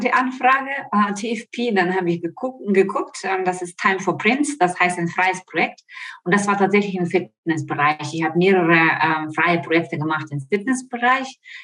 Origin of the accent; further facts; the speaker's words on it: Ukraine; German is a second language; moved away as an adult; also born or lived in Italy / Spain; now in Offenbach, Germany; ich komme aus der Ukraine, wie man vielleicht das hört an meinem Akzent, lebe aber seit 20 Jahren in Deutschland